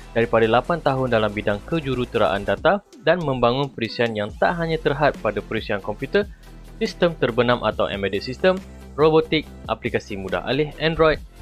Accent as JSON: {"language": "Malay", "country": "Malaysia", "said": "perkara yang aku bakal kongsikan menyentuh teknologi dari pandangan aku sebagai rakyat Malaysia"}